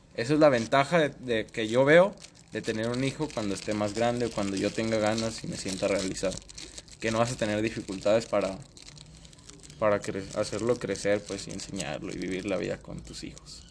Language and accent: Spanish; Mexico; somos mexicanos